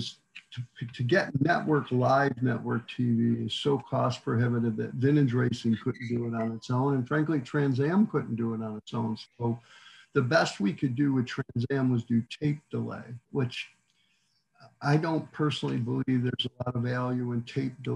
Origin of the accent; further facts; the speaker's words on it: near Watkins Glen, New York, United States; now in Texas, United States; I grew up near Watkins Glen